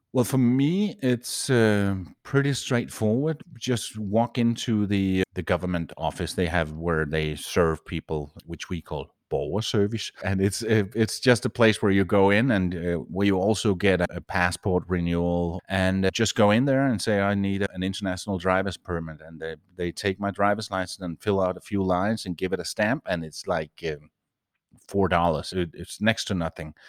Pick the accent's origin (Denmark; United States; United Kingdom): Denmark; moved away as an adult; I'm a Danish citizen, so I grew up in Denmark